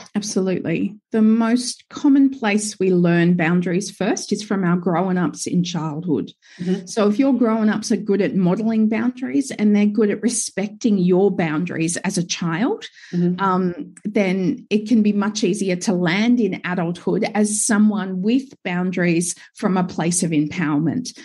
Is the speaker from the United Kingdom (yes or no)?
no; Gold Coast, Queensland, Australia; now in Sunshine Coast, Australia; I grew up, I was born and raised on the Gold Coast.